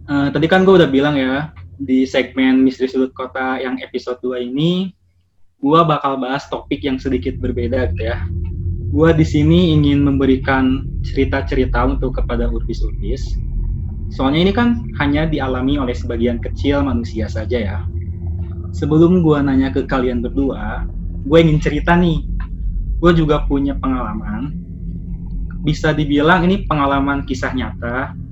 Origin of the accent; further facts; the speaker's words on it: Bandung, West Java, Indonesia; Saya berasal dari Bandung dan saya sekarang seorang mahasiswa.